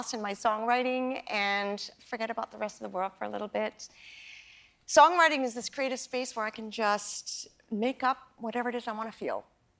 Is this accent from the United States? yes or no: no; Canada; I have a long history with trains from my childhood growing up in Canada.